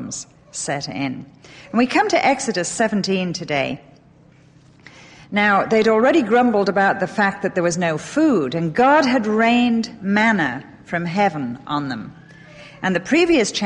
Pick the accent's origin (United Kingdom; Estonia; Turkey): United Kingdom; England; now in United States; Intervarsity-based Bible study that I was brought up on in England